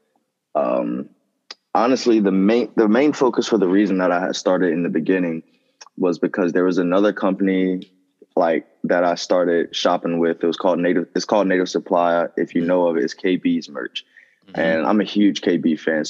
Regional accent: Rocky Mount, North Carolina, United States; I'm from North Carolina

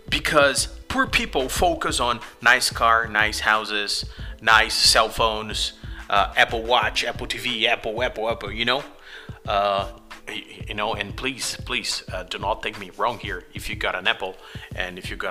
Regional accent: Brazil; English is a second language; we are from Brazil, and here in our country

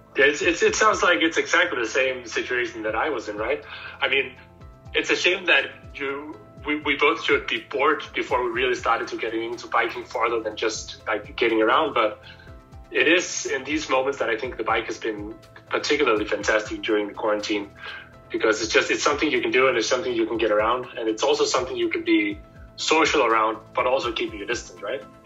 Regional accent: Copenhagen, Capital Region of Denmark, Denmark; I am born and raised in Copenhagen

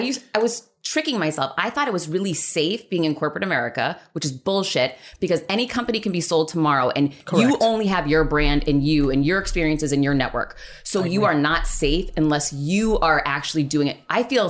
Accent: Worcester, Massachusetts, United States; Worcester, Mass. The 508. Remember, that's what Trouty and I had that in common.

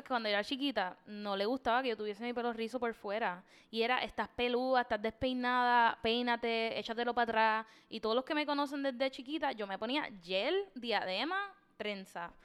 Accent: Puerto Rico; desde chiquito, te sientan y te dicen, los puertorriqueños somos tres razas

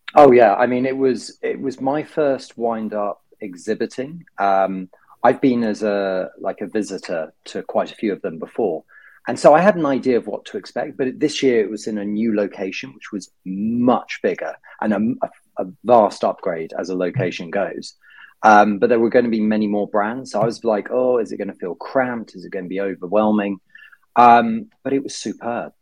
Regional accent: United Kingdom; being a Brit abroad

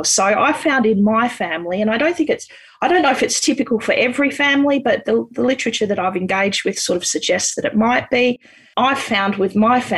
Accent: Canberra, Australian Capital Territory, Australia; I grew up in Canberra.

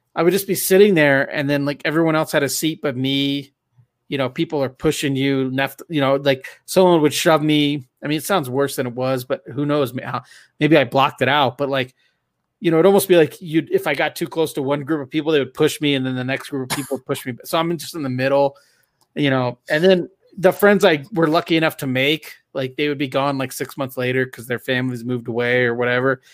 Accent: Southern California, United States; I grew up in Southern California

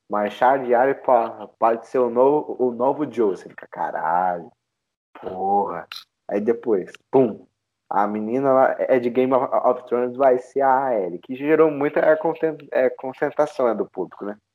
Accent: Brazil

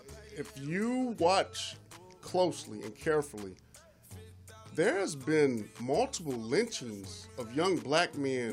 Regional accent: Michigan, United States; Me growing up in Michigan, every cop I saw was white.

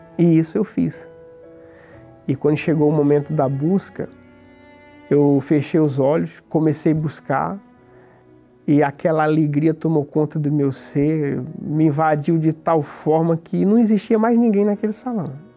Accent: the Northeast, Northeast Brazil, Brazil; moved away as an adult; also born or lived in São Paulo / Greater São Paulo; Quando eu fiz 20 anos, eu vim embora do Nordeste para São Paulo.

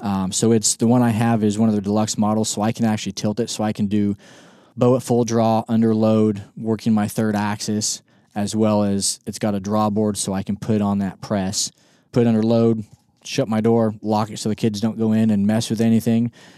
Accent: Northwest Kansas, South Central Nebraska, United States; moved away as an adult; also born or lived in Colorado Springs, Colorado / Mississippi; I grew up in South Central Nebraska, Northwest Kansas

